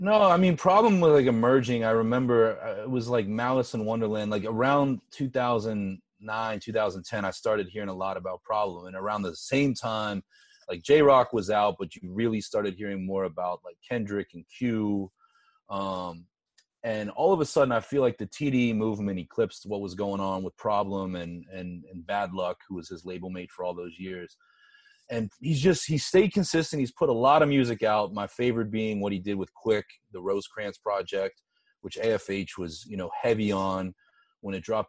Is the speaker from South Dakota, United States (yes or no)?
no; Pittsburgh, Pennsylvania, United States; from my hometown of Pittsburgh